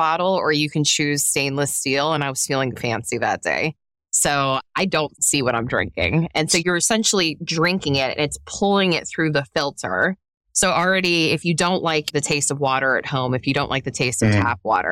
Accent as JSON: {"language": "English", "town": "Pittsburgh", "region": "Pennsylvania", "country": "United States", "said": "I'm from Pittsburgh, Pennsylvania. It is pop."}